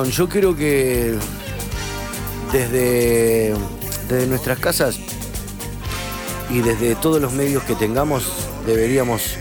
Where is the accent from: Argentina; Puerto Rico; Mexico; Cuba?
Argentina; Victoria, Entre Ríos; now in Rosario, Argentina; Soy …, soy de Victoria, pero hace 10 años vivo en Rosario